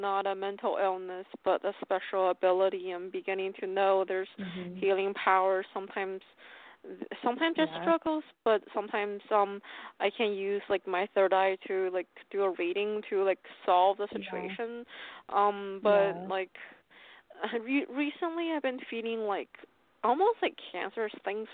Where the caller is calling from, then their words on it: Pennsylvania, United States; I'm calling from Pennsylvania.